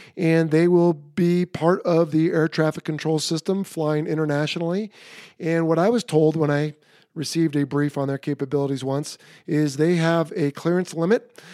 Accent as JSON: {"language": "English", "town": "San Diego", "region": "California", "country": "United States", "tie": "born or raised there", "said": "It's actually my hometown air show. It is at Marine Corps Air Station Miramar in San Diego."}